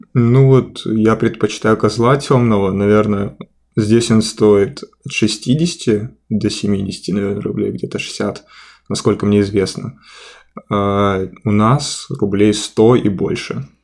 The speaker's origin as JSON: {"language": "Russian", "town": "Khabarovsk", "region": "Khabarovsk Krai", "country": "Russia", "moved": "as an adult", "lives_now": "Saint Petersburg, Russia", "said": "я из Хабаровска, на Дальнем Востоке"}